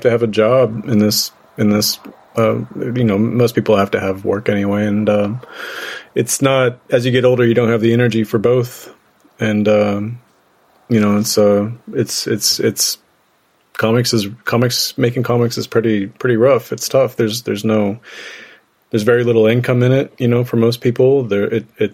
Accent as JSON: {"language": "English", "region": "Northwest Missouri", "country": "United States", "tie": "born or raised there", "also_born_or_lived": "Chicago", "said": "I grew up in Northwest Missouri"}